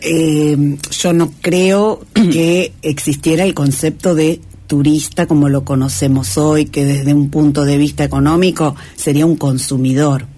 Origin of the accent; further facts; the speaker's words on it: Tierra del Fuego, Argentina; somos de Tierra del Fuego y Tierra del Fuego es un lugar con mucho espacio.